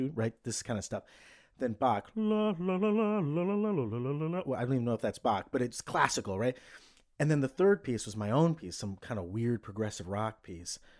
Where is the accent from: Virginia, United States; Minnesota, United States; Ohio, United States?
Ohio, United States; Cleveland; I was a kid from Cleveland.